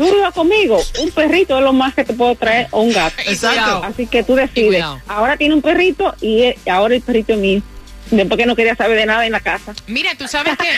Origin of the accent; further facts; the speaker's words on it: Dominican Republic; Yo soy dominicana